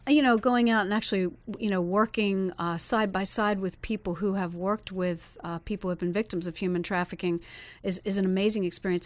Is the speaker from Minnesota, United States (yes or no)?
no; Pennsylvania, United States; now in Florida, United States; I'm from Pennsylvania originally